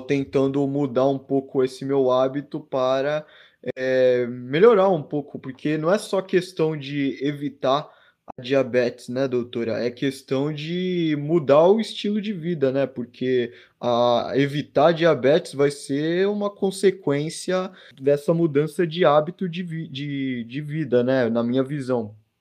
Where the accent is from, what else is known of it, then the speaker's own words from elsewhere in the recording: Santos, São Paulo, Brazil; eu sou aqui de Santos